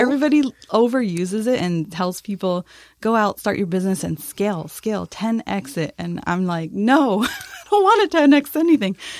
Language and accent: English; El Paso, Texas, United States; now in San Antonio, United States; I'm originally from El Paso, Texas. Came to San Antonio, of course.